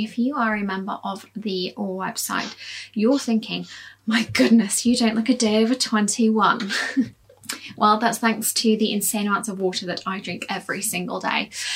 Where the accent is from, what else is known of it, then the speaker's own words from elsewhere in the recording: Leeds, Yorkshire and the Humber, United Kingdom; I was born in Leeds